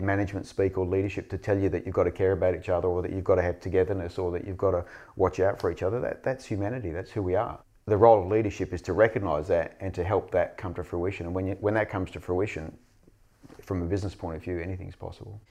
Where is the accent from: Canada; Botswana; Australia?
Australia; Western Australia; I grew up in Western Australia, I grew up in the seventies